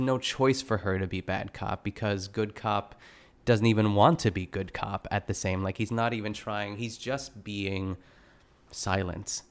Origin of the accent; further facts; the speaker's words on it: Pittsburgh, Pennsylvania, United States; I grew up in Pittsburgh, um, I grew up in the burbs of, of, of Pittsburgh